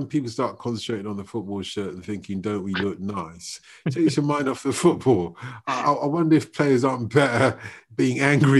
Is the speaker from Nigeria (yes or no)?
yes; Nigeria; I'm Nigerian